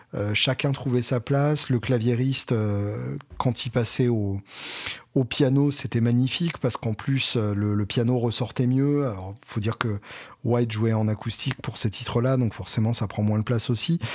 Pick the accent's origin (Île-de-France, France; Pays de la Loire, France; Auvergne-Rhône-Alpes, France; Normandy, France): Normandy, France; Alençon; je suis né à Alençon, donc j'ai le droit d'avoir des avis de Normand techniquement